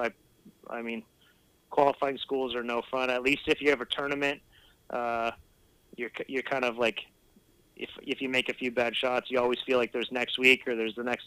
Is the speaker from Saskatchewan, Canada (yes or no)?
yes; Saskatchewan, Canada; now in West Coast; Growing up in Saskatchewan